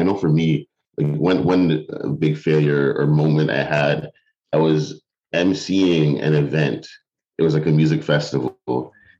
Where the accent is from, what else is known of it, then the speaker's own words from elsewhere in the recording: Toronto, Ontario, Canada; moved away as an adult; also born or lived in Mississauga; now in Ottawa, Canada; originally from the Toronto area, I grew up in North York and Mississauga